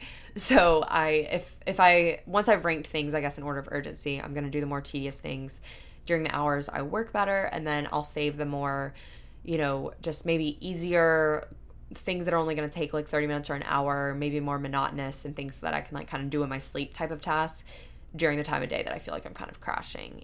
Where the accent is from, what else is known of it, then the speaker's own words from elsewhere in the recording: Panama City, Florida, United States; moved away; my hometown in a way, because our downtown area in Panama City, where I'm from, Panama City, Panama City Beach